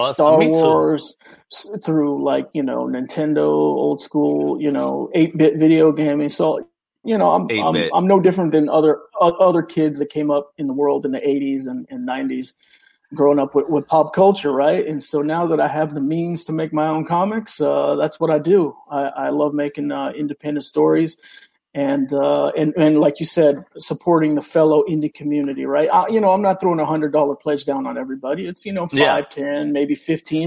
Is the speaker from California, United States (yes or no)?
yes; Oakland, California, United States; first language Spanish; English is a second language; I was born in Oakland, California, and have been pretty much in the area my whole life